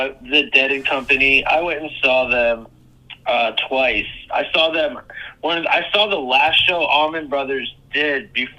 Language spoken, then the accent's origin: English; Cleveland, Ohio, United States; also born or lived in Fairview Park, Ohio; living in Cleveland, growing up in Cleveland